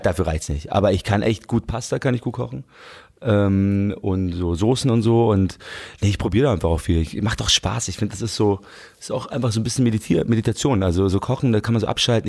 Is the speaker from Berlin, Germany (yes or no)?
no; Munich, Bavaria, Germany; München muss ich echt sagen, ich liebe meine Heimatstadt